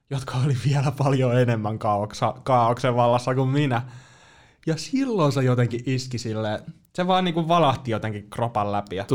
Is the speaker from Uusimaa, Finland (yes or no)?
no; Joensuu, North Karelia, Finland; mä oon Joensuusta.